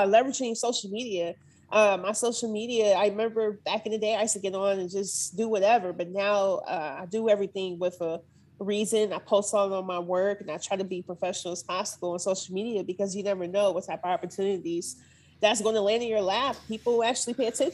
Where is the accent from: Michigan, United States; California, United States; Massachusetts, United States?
Michigan, United States; now in Nashville, United States; Right now I'm in Nashville, but I'm from Michigan.